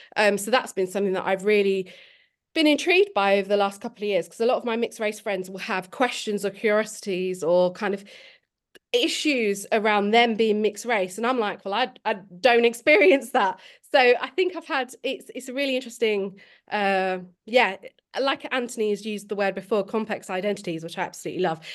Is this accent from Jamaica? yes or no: no; Milton Keynes, South East England, United Kingdom; moved away as an adult; also born or lived in London; now in Sheffield, United Kingdom; I was born in London um, and I was adopted in Milton Keynes. So I've grown up in Milton Keynes, um, but I've lived in Sheffield since I was about 18